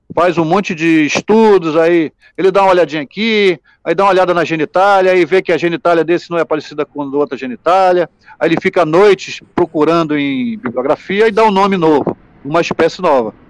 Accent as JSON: {"language": "Portuguese", "town": "Manaus", "region": "Amazonas", "country": "Brazil", "said": "sou de Manaus"}